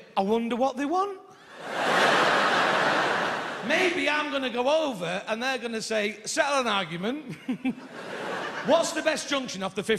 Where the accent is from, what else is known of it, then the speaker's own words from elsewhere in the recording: Stockport, North West England, United Kingdom; I said, I'm from Manchester! And she said, no, you're not. And I said, well, technically Stockport